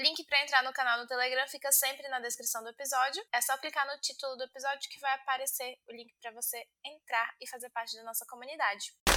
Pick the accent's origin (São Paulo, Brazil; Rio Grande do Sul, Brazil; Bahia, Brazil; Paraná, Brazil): Bahia, Brazil; eu sou da Bahia